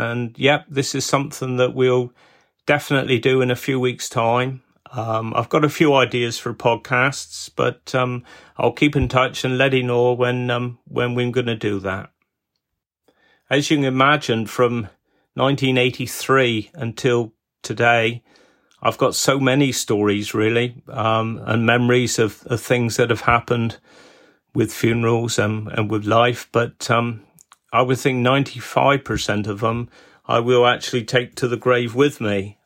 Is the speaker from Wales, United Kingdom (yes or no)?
no; Wadebridge, South West England, United Kingdom; me being born here in Wade Bridge